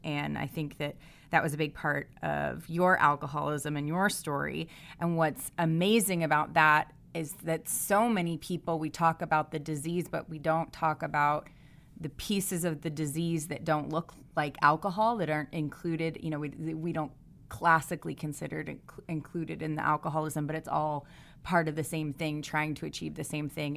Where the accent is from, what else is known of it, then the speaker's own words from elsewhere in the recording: East Coast, United States; I grew up mostly on the East Coast, but my parents are New Englanders